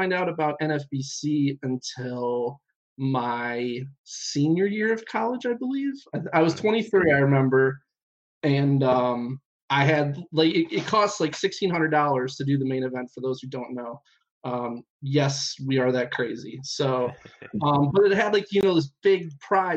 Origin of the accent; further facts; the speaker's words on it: Cleveland, Ohio, United States; We're from Cleveland